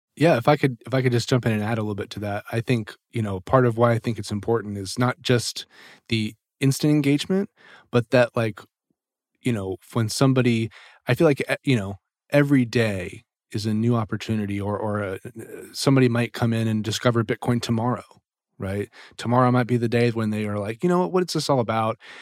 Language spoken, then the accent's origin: English; Washington, District of Columbia, United States; moved away as an adult; also born or lived in Nashville; I'm from the Washington, D C area, which is actually where I am right now.